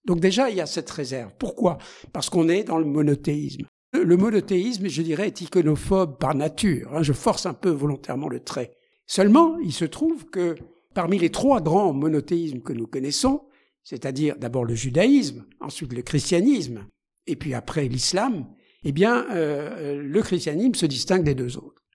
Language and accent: French; Alsace, Grand Est, France; en Alsace, qui est ma, ma région d'origine